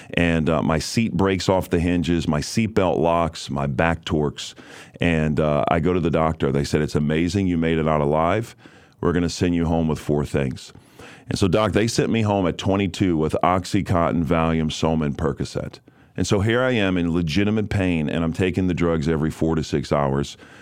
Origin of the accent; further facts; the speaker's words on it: New Orleans, Louisiana, United States; I was raised in New Orleans, Louisiana